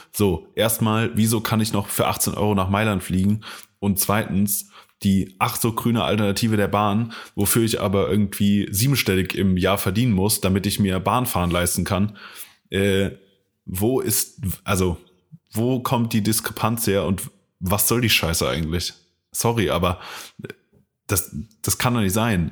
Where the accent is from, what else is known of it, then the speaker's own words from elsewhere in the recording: Koblenz, Rhineland-Palatinate, Germany; von Koblenz, meiner Heimatstadt